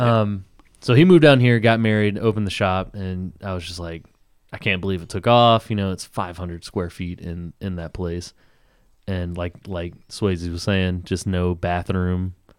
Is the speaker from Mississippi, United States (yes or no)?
yes; Tupelo, Mississippi, United States; moved away; I grew up in Tupelo, Mississippi